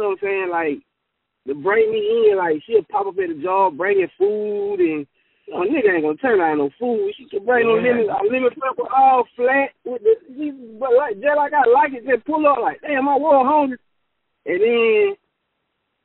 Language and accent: English; Texas, United States; as a Texan